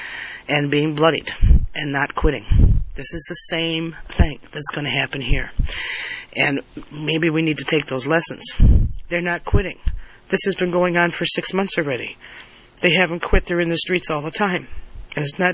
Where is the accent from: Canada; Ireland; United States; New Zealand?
United States; I was born an American, I've lived as an American, and I will die as an American